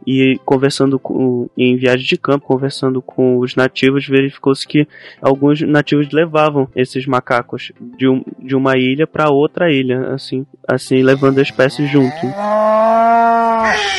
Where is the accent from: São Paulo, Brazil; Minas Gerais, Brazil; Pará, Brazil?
Pará, Brazil; Belém; eu sou de Belém, né, que é conhecida como a cidade das mangueiras, e tem mangueira em tudo que é canto aqui